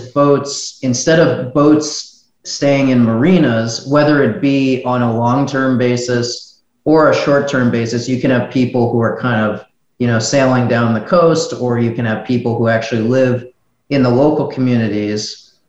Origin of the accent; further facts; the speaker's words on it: United States; moved away as an adult; now in Miami, United States; I'm originally from New York, New Jersey, but I'm now in Miami because of coronavirus.